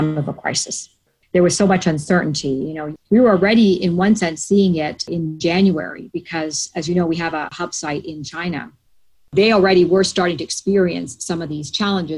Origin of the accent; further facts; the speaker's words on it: Canada; moved away as an adult; also born or lived in Toronto / Latin America / south of France; now in United States; I'm Canadian, born and bred in Canada